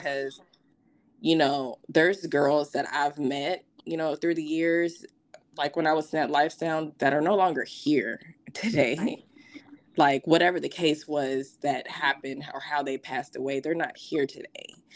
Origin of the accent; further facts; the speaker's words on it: Las Vegas, Nevada, United States; also born or lived in Louisville, Kentucky; originally, I'm from Louisville. My father had, um, after the my parents divorced, my father had moved to Vegas. So me and my siblings, um, back in like 96 i was about eight years old we have moved to las vegas to live with my father